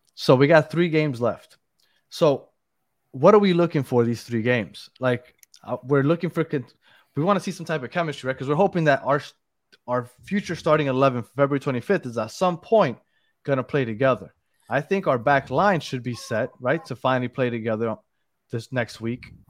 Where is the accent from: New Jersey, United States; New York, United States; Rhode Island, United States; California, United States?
New York, United States; moved away; I'm from New York